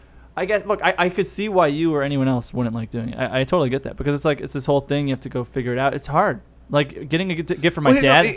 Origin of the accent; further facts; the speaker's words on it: Bartlett, Illinois, United States; I'm from Bartlett, which is right next to Schaumburg and all that.